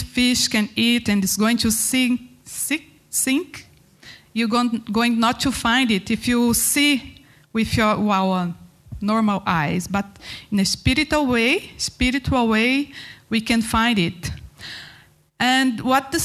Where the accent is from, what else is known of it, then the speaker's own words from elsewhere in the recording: Goiânia, Goiás, Brazil; English is a second language; moved away as an adult; also born or lived in north of Brazil / Mozambique; I start in my hometown, Goiânia, in Brazil.